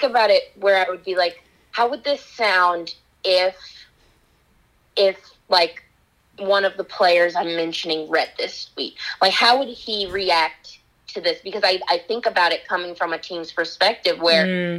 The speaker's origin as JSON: {"language": "English", "town": "Kansas City", "region": "Missouri", "country": "United States", "tie": "born or raised there", "said": "I grew up in Kansas City"}